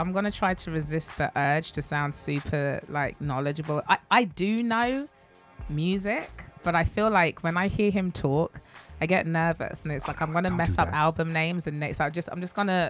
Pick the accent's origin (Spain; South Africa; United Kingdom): United Kingdom; accent: British; moved away as an adult; now in Japan; I'm Nigerian. I was born in the UK, but my family were all Nigerian born, so I guess I'm first generation British